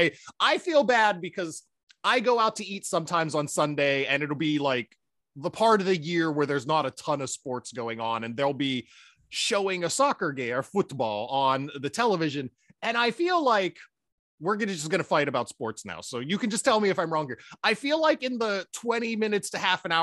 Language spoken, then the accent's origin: English; United States; I'm an American, I will always call American football. I will call football soccer because that's how I've been raised.